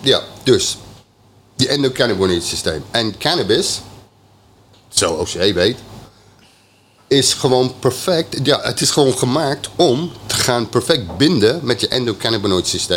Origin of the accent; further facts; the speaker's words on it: England, United Kingdom; Dutch is a second language; now in Netherlands; ik ben Engelsman